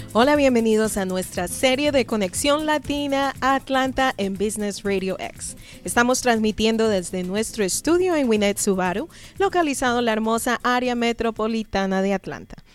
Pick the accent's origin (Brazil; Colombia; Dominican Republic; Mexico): Colombia; now in United States; Yo por lo menos vengo de Colombia